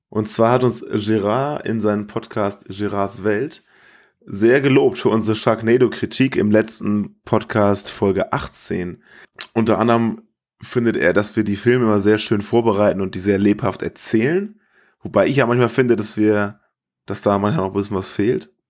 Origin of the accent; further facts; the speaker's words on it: Germany; wo ich herkomme, und ich sagte, I'm from Germany